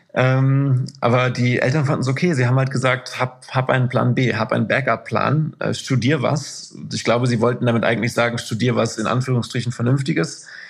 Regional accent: Isselburg, North Rhine-Westphalia, Germany; moved away as an adult; also born or lived in Moers / Duisburg / Haldern / Amsterdam; aufgewachsen bin ich in Anholt. Das ist ein mhm. Stadtteil von Isselburg

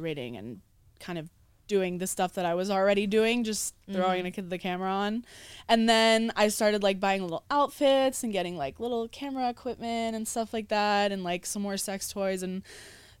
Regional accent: Philadelphia, Pennsylvania, United States; moved away as an adult; I'm from Philly originally. Okay. So I lived, Philly suburbs technically. I lived out there my whole life pretty much

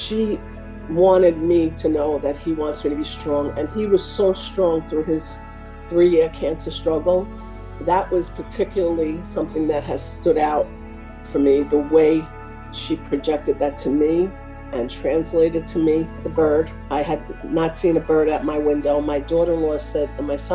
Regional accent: Oceanside, New York, United States; I'm from Oceanside, Long Island.

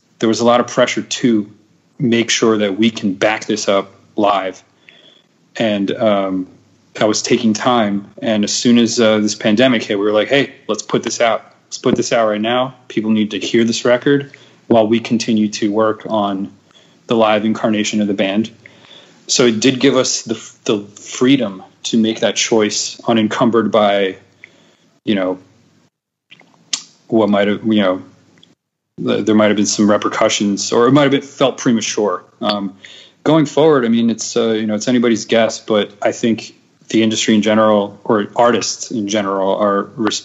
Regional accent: New Jersey, United States; now in Philadelphia, United States; I'm from Jersey

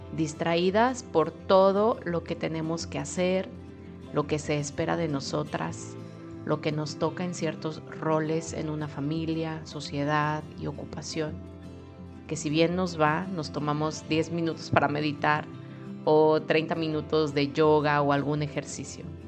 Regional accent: Mexico; moved away as an adult; now in Europe; Ya tengo años viviendo sola en mi propia casa en México

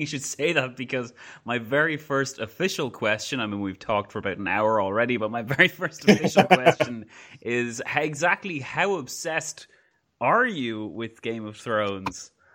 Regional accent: Ireland; my country's weird sometimes

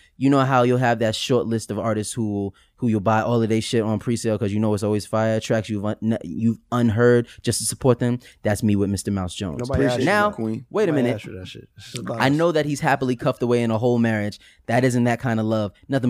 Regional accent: Toronto, Ontario, Canada; now in United States; I'm 33. I'm from Canada, grew up in Toronto. My parents and a majority of my family are from Barbados.

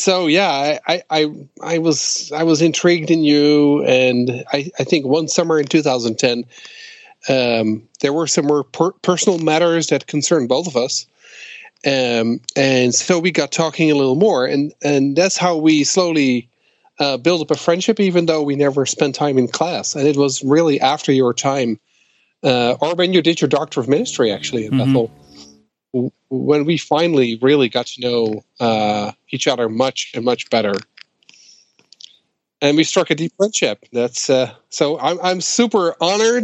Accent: Netherlands; moved away as an adult; also born or lived in Twin Cities, Minnesota, United States; I'm from the Netherlands

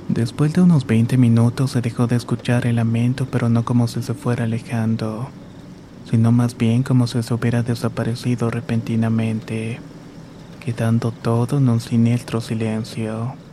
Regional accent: San Francisco del Rincón, Guanajuato, Mexico; Soy originaria de San Francisco del Rincón, Guanajuato.

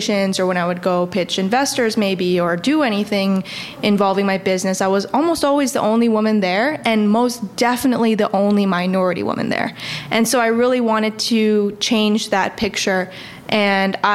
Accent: Chicago, Illinois, United States; moved away as an adult; also born or lived in Atlanta; Moving to, you know, Atlanta from Chicago

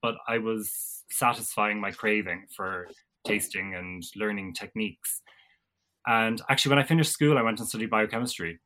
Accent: Ballyhooly, Munster, Ireland; I come from Ballyhooly in North Cork, small town between Fermoy and Mallow, rolling countryside and all of that. So I grew up on a small farm

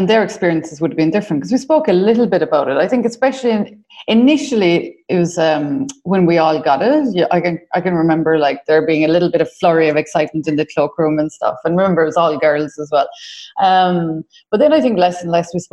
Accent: Ireland; accent: Irish; As you can tell from my accent, I'm Irish, born in the late 70s in a small community, raised Catholic, went to secondary school with the nuns

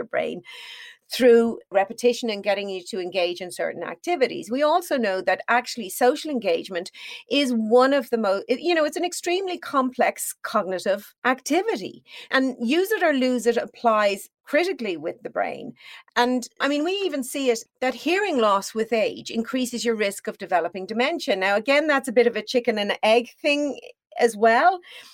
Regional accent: Ireland; I'm Irish.

